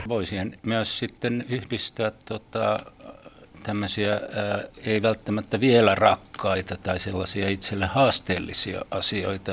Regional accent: Helsinki, Uusimaa, Finland; olen syntyperäinen helsinkiläinen ja täällä aina asunut

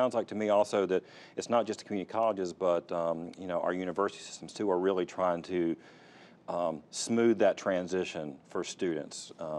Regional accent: Fayetteville, North Carolina, United States; I grew up in Fayetteville. I mean, Fayetteville Community College was, you know, it was FTI back then when I was growing up, Fayetteville Technical Institute

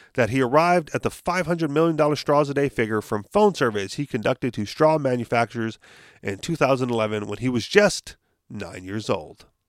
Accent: Hawaii, United States; we're from Hawaii

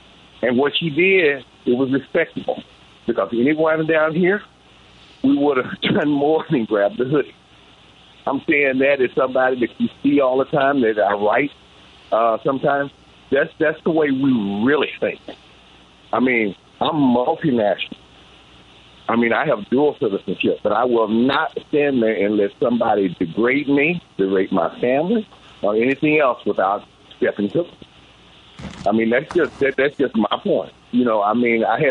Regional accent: Dallas, Texas, United States; I grew up in South Oak Cliff and everywhere else

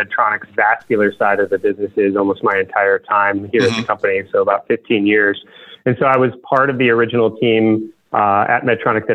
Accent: Michigan, United States; I grew up in Michigan

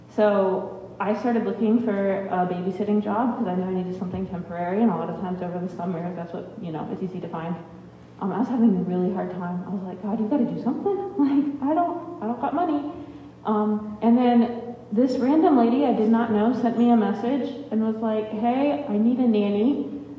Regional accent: Ohio, United States; I'm from Ohio

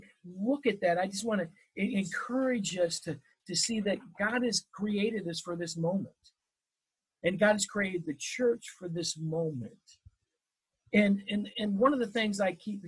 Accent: Wisconsin, United States; I grew up in Wisconsin

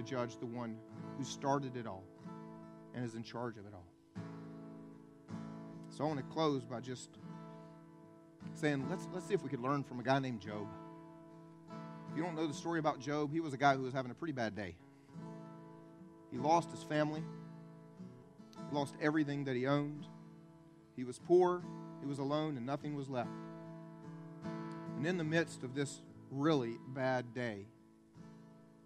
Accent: the Bible Belt, United States; I was raised here in the Bible Belt

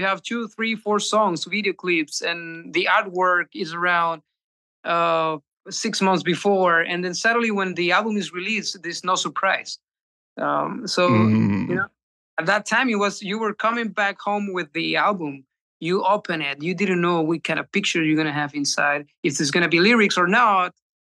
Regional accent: Chile; now in Spain; Yeah. Yeah. I moved from Chile to Spain. Yeah.

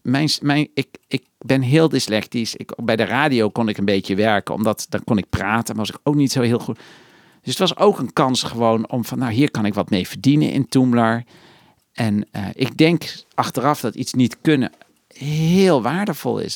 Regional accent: Netherlands; ik ben opeens een gekke Nederlander

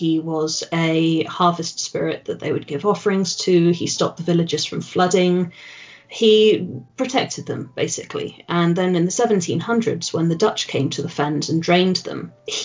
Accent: England, United Kingdom; I am English

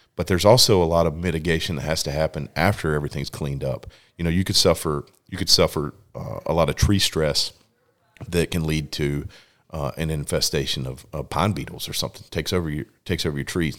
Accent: Lexington, North Carolina, United States; actually grew up in Lexington, North Carolina

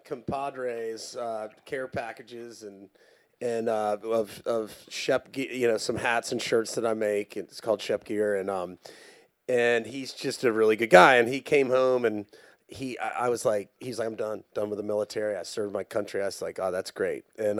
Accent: the South, United States; No, when I was growing up in the South, and I'm sure a lot of y'all can agree, you were either a lawyer, a doctor, or a banker.

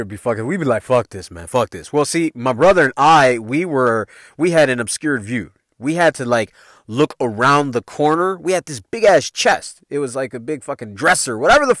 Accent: Chicago, Illinois, United States; if y'all don't know me, you know I'm from Chicago, man. So Joe is a Chicago term, man. You can take me out of Chicago, but you can't take the Chicago out of me.

